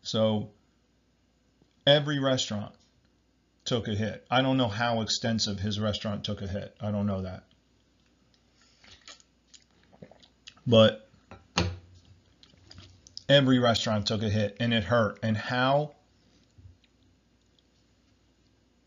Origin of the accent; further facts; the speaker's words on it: New Jersey, United States; I'm from New Jersey.